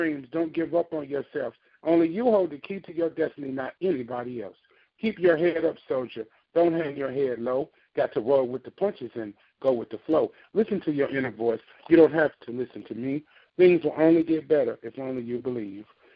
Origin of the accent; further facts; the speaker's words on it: Memphis, Tennessee, United States; I am from Memphis